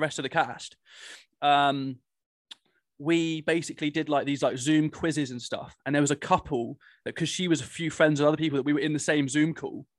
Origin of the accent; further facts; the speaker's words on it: Cornwall, South West England, United Kingdom; I'm from Cornwall